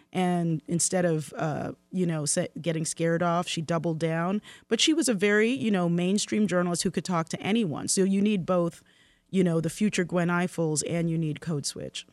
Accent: Baltimore, Maryland, United States; Baltimore, my hometown.

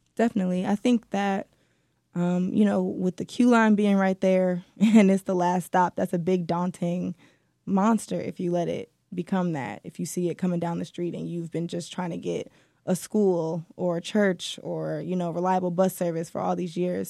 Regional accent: Detroit, Michigan, United States; I was born and raised here, and I'm so happy to be back in writing for the city

